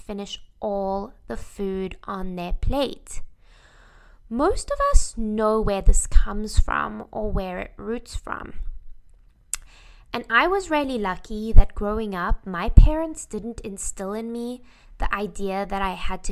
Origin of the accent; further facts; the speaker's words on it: South Africa; I grew up in South Africa